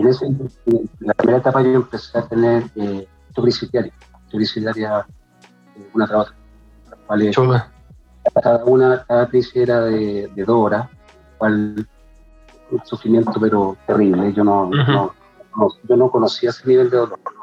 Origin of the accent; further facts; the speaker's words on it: Santiago, Santiago Metropolitan Region, Chile; de Santiago Ñuñoa, publicista